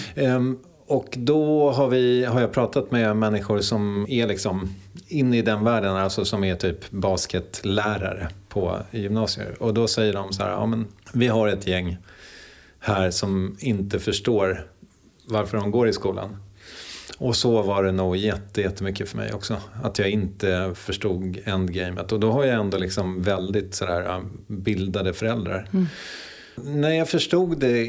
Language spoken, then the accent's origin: Swedish; Strängnäs, Södermanland, Sweden; also born or lived in Eskilstuna; Född på sjukhuset i Eskilstuna 1974. Eh, och växte upp i Strängnäs.